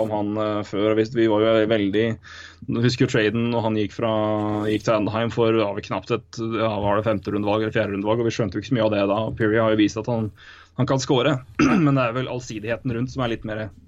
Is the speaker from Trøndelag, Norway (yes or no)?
no; Elverum, Innlandet, Norway; accent: thick L; Jeg er fortsatt fra Elverum. Tjukk L er fint.